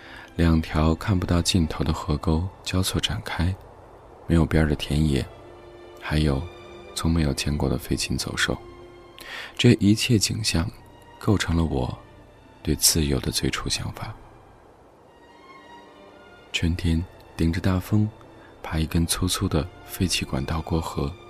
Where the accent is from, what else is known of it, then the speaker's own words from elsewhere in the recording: Hebei, China; 我出生在河北一座小城市里，北边紧挨着北京，南边是天津。八十年代的中国小城市。